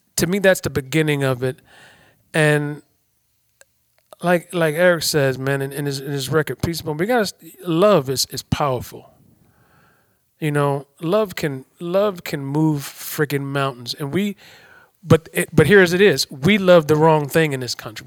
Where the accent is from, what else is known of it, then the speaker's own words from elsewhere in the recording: Detroit, Michigan, United States; I come from Detroit, the inner city of Detroit